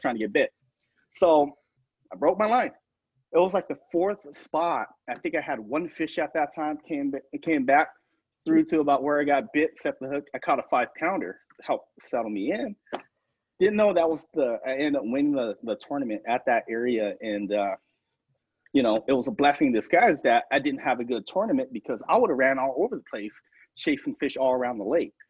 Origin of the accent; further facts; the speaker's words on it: Tucson, Arizona, United States; growing up in Tucson where the limit's only three